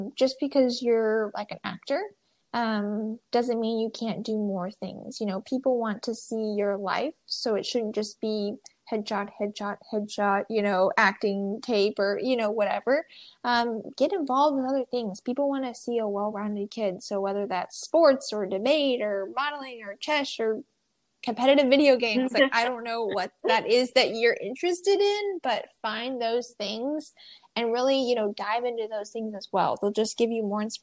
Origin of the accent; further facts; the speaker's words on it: Omaha, Nebraska, United States; now in Texas, United States; I was born in Omaha, Nebraska